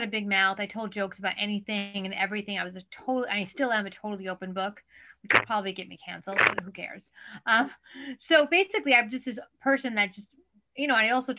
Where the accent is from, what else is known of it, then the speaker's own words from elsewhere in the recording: New York City, New York, United States; I'm a born and bred native New Yorker.